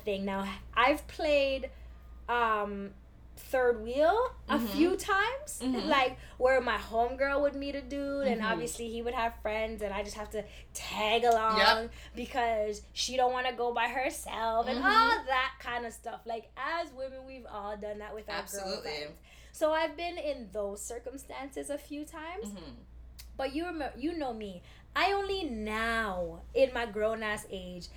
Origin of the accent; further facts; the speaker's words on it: Toronto, Ontario, Canada; we're from Toronto